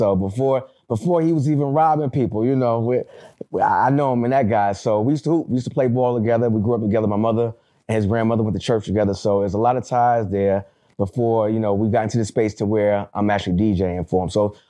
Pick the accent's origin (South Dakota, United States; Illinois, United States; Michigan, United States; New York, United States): New York, United States; New York City; now in Dallas, United States; I'm a Texas Dallas transplant, but I'm from Southside Jamaica Queens, New York. 130th and Garbrew. You know, check the resume. You know what it is. So I am a New York cat, but I live in Dallas, Texas, Dallas Fort Worth, and that's where home is